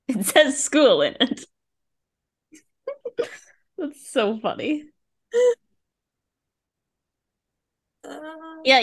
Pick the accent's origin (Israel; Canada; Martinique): Canada; Vancouver, British Columbia; moved away; also born or lived in Ottawa; growing up in Vancouver, and I'm like, obviously Vancouver is, like, some kind of home, but, like, now Ottawa is some kind of home